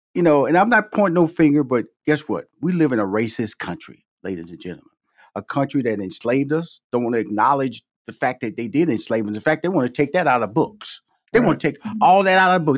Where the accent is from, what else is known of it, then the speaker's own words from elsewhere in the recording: Houston, Texas, United States; come from Fifth Ward, Texas, six sisters, two brothers